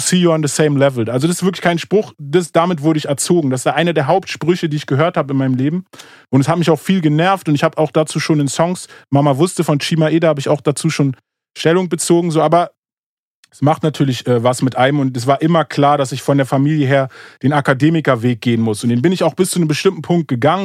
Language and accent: German; Moabit, Berlin, Germany; ich bin in Morbid aufgewachsen